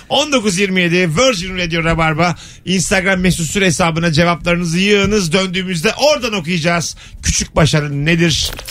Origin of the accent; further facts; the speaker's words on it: Bayburt, Turkey; Sen neresin abi? Biz de Bayburtluyuz.